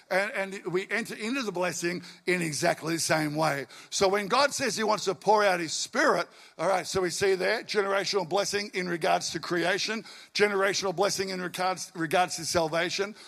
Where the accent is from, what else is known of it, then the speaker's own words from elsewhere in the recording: Albury, New South Wales, Australia; also born or lived in western suburbs of Melbourne; now in Melbourne, Australia; I grew up in Albury, country boy